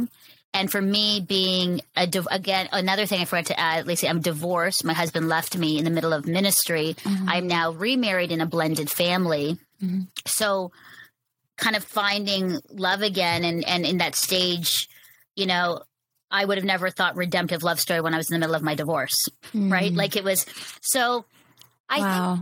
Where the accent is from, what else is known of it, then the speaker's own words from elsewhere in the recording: Canada; my own experience of growing up in Canada as a brown Filipino woman.